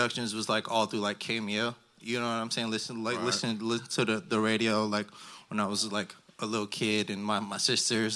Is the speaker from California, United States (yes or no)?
yes; the Bay Area, California, United States; we're from the Bay